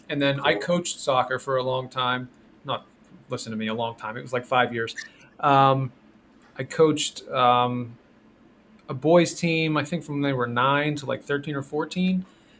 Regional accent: Pittsburgh, Pennsylvania, United States; I'm from Pittsburgh

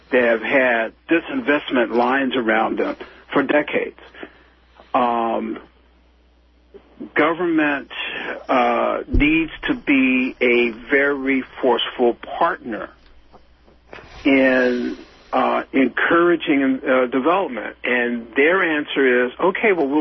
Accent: Washington, District of Columbia, United States; I grew up near Anacostia

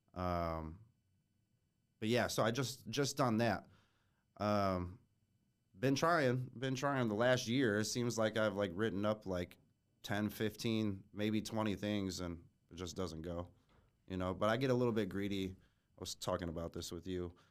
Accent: Fort Wayne, Indiana, United States; also born or lived in Schererville, Indiana / Munster, Indiana; grew up here in Fort Wayne. Um, was born in Shereville, Munster.

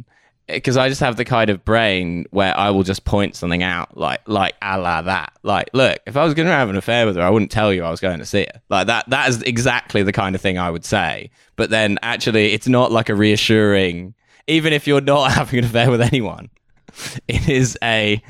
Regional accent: Wales, United Kingdom; I'm Welsh, actually. … is a Welsh name.

